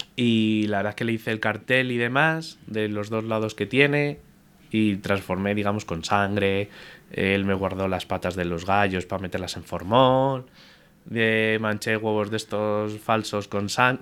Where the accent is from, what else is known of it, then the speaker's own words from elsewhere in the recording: Madrid, Community of Madrid, Spain; yo con mis padres de pequeño caminaba mucho por Madrid